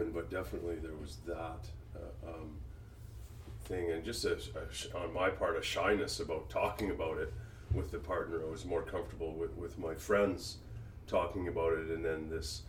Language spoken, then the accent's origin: English; West Coast, United States; I grew up on the West Coast